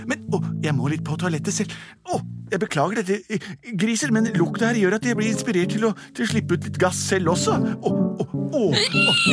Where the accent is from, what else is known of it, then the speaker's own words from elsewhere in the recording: Norway; Og jeg vet med meg selv at jeg kommer til å være der mye lenger enn dere, for jeg er fra Norge.